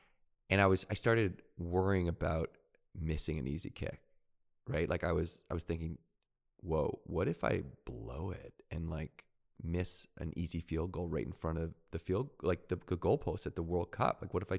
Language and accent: English; Victoria, British Columbia, Canada; I grew up in Victoria, BC.